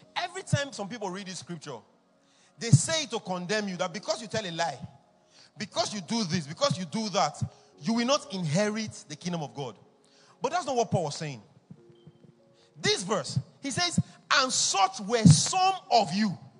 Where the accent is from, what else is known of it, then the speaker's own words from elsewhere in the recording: Edo, Nigeria; I'm from Edo State too